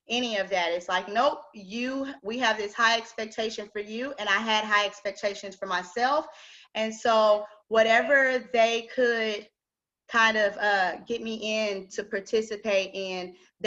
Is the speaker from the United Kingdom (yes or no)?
no; Austin, Texas, United States; I'm originally from Austin